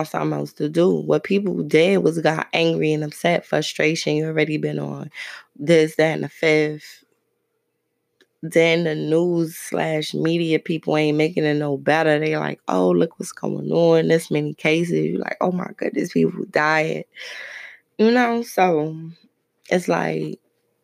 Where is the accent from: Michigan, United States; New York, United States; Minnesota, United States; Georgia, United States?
New York, United States; Brooklyn; moved away; I'm from Brooklyn